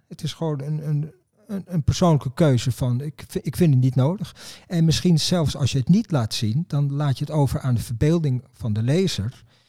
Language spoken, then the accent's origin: Dutch; Netherlands; ik ben een Nederlander